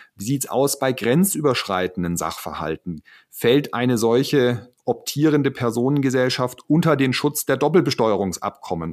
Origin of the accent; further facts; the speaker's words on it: Baden-Württemberg, Germany; bei uns in Baden-Württemberg